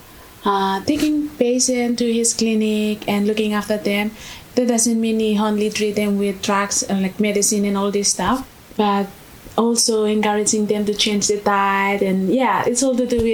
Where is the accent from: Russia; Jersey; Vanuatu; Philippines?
Vanuatu; moved away as an adult; now in Australia; I'm from Vanuatu